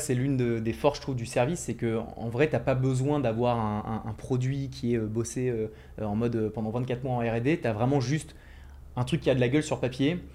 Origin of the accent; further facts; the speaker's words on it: Ville-d'Avray, Île-de-France, France; Je viens de, du 92, de Ville d'Avray, une petite ville euh, juste à côté de Paris